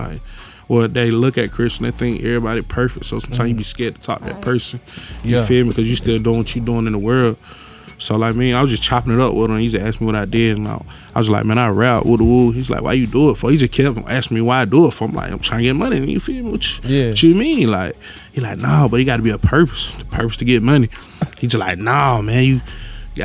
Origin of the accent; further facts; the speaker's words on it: Atlanta, Georgia, United States; I grew up all over there